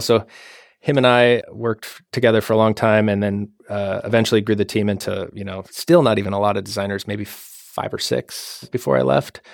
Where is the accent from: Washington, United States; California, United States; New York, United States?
Washington, United States; moved away; also born or lived in Idaho; I'm from Washington State originally